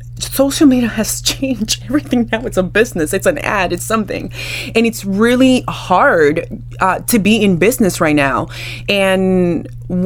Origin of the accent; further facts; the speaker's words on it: Dominican Republic; I'm from the Caribbean. I am Dominican. I am Afro-Latina